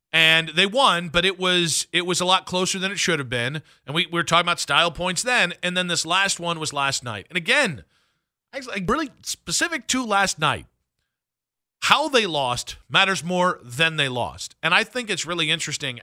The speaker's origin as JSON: {"language": "English", "area": "Medina County", "region": "Ohio", "country": "United States", "tie": "born or raised there", "said": "I grew up in Medina County"}